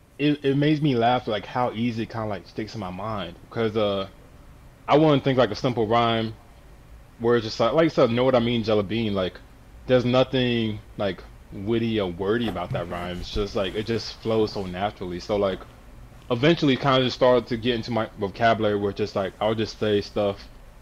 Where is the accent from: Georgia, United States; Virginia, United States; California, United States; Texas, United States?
Georgia, United States; Suwanee; Yeah. Swanee, Georgia.